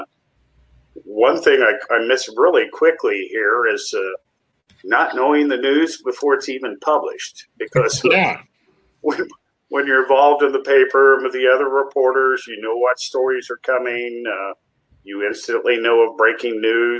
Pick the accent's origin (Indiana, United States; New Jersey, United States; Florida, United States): Indiana, United States; Indianapolis; moved away; also born or lived in Cincinnati; I started at 15 years old as a copy boy in my hometown at the Indianapolis News